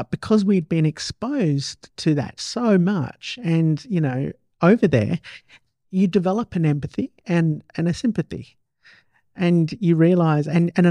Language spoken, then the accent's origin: English; Perth, Western Australia, Australia; moved away; I came from Perth back in '90s, in late 80s.